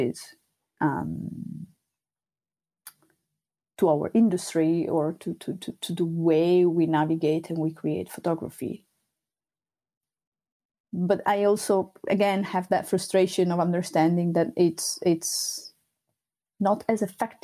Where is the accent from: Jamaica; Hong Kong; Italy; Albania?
Italy; Sardinia; first language Sardinian; English is a second language; now in Amsterdam, Netherlands; in Sardinian, that's my native language